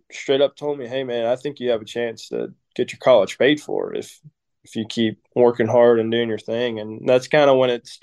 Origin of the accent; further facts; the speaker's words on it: Cartersville, Georgia, United States; moved away as an adult; also born or lived in Auburn, Alabama; I'm from Cartersville